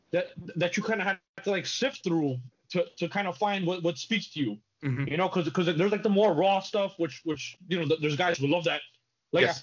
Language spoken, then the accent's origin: English; New York City, New York, United States; I grew up in the Bronx.